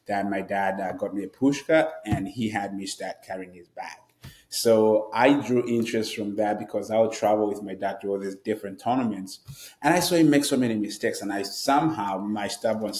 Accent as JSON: {"language": "English", "country": "Zambia", "tie": "born or raised there", "moved": "as an adult", "lives_now": "United States", "said": "I am obviously from Zambia, and I grew up in Zambia. I moved to the United States about 10 years ago now"}